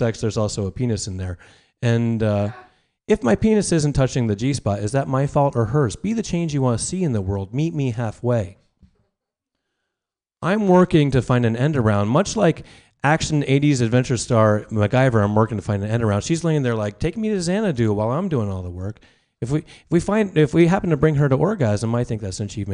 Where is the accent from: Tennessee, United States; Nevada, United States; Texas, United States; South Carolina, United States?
Nevada, United States; Las Vegas; I'm from Nevada and from Las Vegas